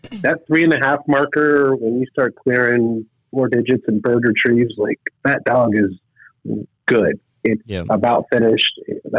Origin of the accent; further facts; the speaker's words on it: Fremont, Nebraska, United States; moved away as an adult; also born or lived in Chicago, Illinois; now in Kansas City, United States; But I'm from Nebraska originally. I grew up in Fremont, went to undergrad at the University of Nebraska